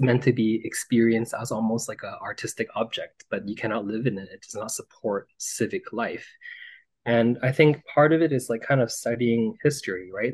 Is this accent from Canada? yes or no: yes; Vancouver, British Columbia, Canada; moved away as an adult; also born or lived in Montreal; I was born and raised in Vancouver to immigrant parents